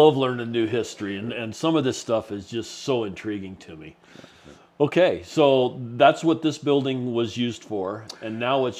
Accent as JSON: {"language": "English", "region": "Wyoming", "country": "United States", "said": "We're from Wyoming."}